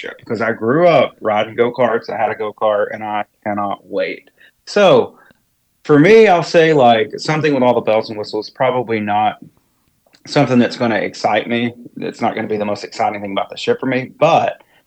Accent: East Tennessee, United States; now in East Coast, United States; I'm originally from Tennessee, East Tennessee, and grew up not too far from Dollywood

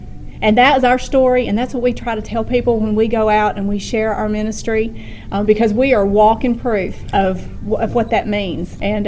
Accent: Columbus, Mississippi, United States; we're from Columbus, Mississippi.

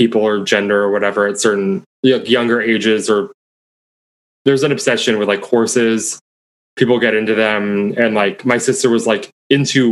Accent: Beaverton, Oregon, United States; Beaverton? The suburbs

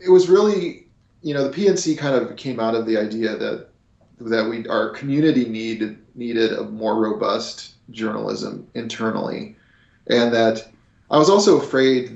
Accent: Eugene, Oregon, United States; my hometown of Eugene

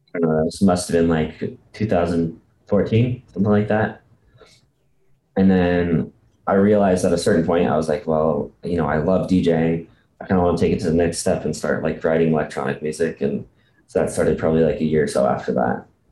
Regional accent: Bishop, California, United States; I actually grew up in a, a small little town in California called Bishop

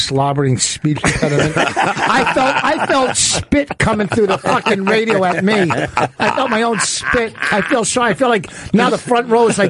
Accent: New Jersey, United States; I'm working in Allentown. I'm from New Jersey, the Garden State

